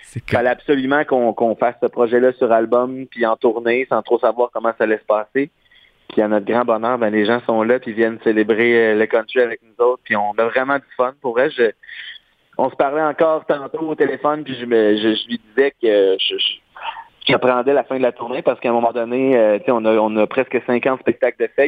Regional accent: Beauce, Quebec, Canada; Moi, chez nous, j'ai grandi en Beauce

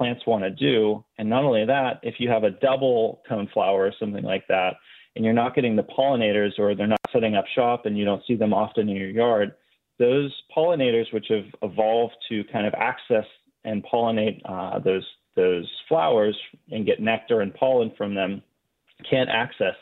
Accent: Erie, Pennsylvania, United States; I grew up in Erie, Pennsylvania.

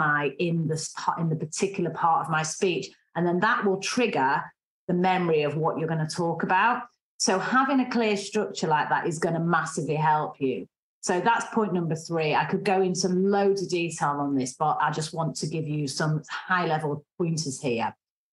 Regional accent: Manchester, North West England, United Kingdom; accent: strong Mancunian; I have a strong Mancunian accent

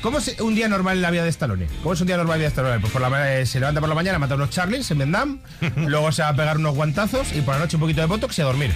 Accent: Spain; somos los españoles

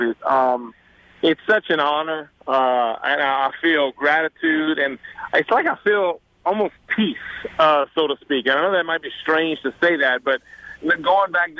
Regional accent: South Louisiana, United States; accent: Cajun; moved away; also born or lived in North Carolina; I know I have the accent. I know I'm from South Louisiana. I understand I'm Cajun

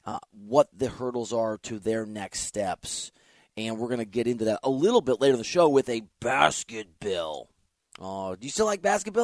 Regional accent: Dubuque, Iowa, United States; now in Los Angeles, United States; I'm from Dubuque, Iowa.

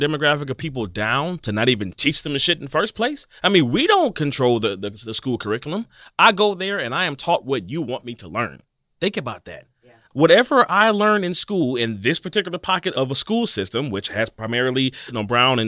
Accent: Cleveland, Ohio, United States; I grew up in the Cleveland public school system

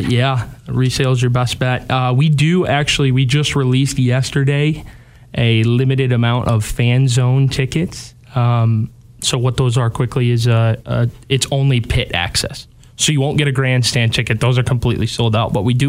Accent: Allendale, Michigan, United States; Local. I'm from Allendale.

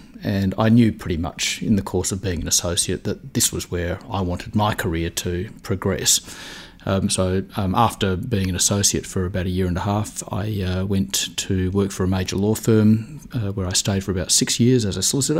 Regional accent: Adelaide, South Australia, Australia; moved away as an adult; now in Melbourne, Australia; I did a law degree in Adelaide, which was my hometown, and then I moved to Melbourne

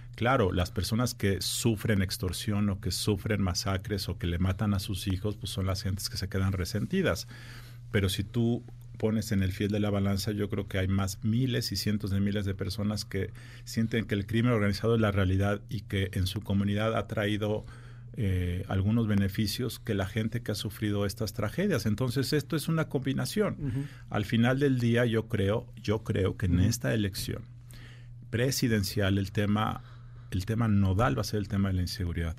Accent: Mexico; como ciudadano mexicano

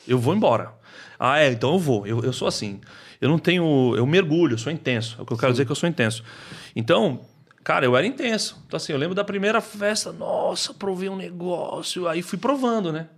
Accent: Taboão da Serra, São Paulo, Brazil; eu nasci na periferia de São Paulo, eu nasci no Taboão da Serra

